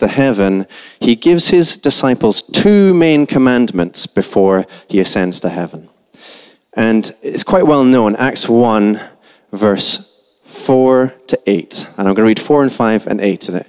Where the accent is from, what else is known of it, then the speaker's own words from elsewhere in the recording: Scotland, United Kingdom; accent: Scottish, very soft; I'm Scottish. Okay, that's what my accent is. It's very soft